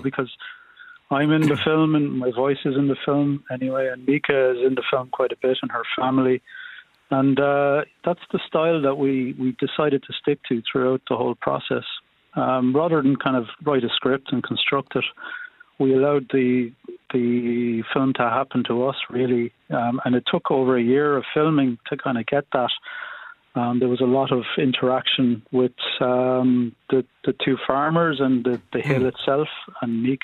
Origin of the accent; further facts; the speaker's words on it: North Kerry, Munster, Ireland; I'm from North Kerry, rural enough, in a village there.